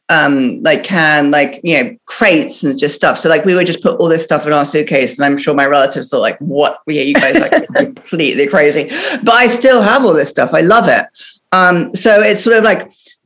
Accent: Faversham, South East England, United Kingdom; moved away as an adult; also born or lived in New York / Paris; now in London, United Kingdom; I only lived in London for a year and a half, and then my parents moved to Faversham, Kent, where my mom lives

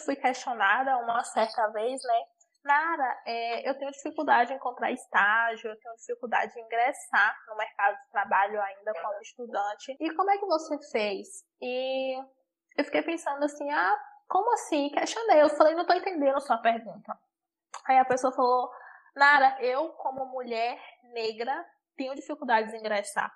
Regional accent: Araruna Leal, Bahia, Brazil; now in Ilhéus, Brazil; Quando eu vim morar com Ilhéus, né, eu sou de Araruna Leal

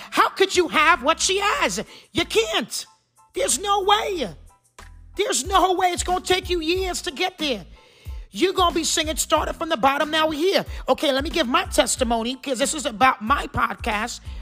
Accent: New Jersey, United States; also born or lived in Trinidad; spent most of my life in New Jersey

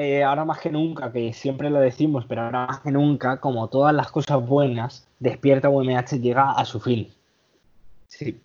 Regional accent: Villena, Valencian Community, Spain; mi pueblo en Villena

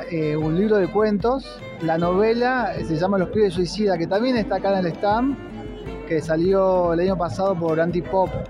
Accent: Tartagal, Salta, Argentina; moved away as an adult; now in Córdoba, Argentina; Yo soy de Tartagal, que queda a 50 kilómetros de la frontera y crecí en los 90. Es decir, yo me vine, por ejemplo, a, Córdoba, me fui a estudiar en el 98, 99

